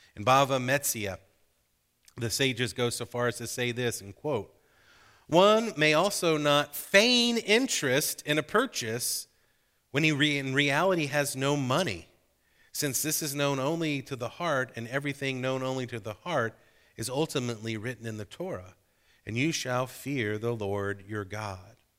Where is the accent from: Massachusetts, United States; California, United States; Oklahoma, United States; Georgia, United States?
Georgia, United States; growing up in Georgia